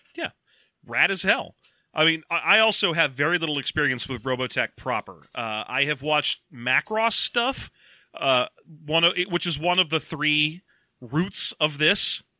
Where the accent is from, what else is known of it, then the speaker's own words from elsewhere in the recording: United States; we're American